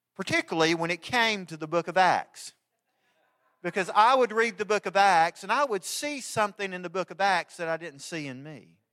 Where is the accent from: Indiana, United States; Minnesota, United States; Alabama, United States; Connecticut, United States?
Alabama, United States; I grew up in Alabama